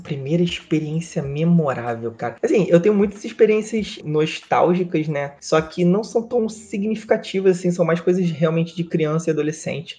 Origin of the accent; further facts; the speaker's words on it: Rio de Janeiro, Brazil; E eu sou criado no Rio de Janeiro, né? Eu nasci na cidade do Rio de Janeiro